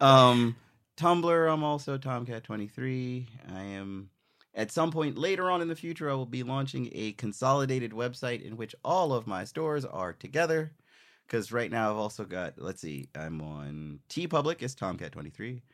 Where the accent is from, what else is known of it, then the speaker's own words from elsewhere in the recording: U.S. Virgin Islands; moved away; also born or lived in Philadelphia, United States; I was born in Philly, but grew up in Saint Croix.